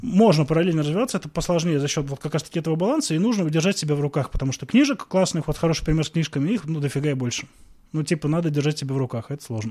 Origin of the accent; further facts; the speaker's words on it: Veliky Novgorod, Novgorod Oblast, Russia; moved away as an adult; now in Moscow, Russia; я родился в Великом Новгороде, очень долго там жил, вот только недавно перебрался в Москву.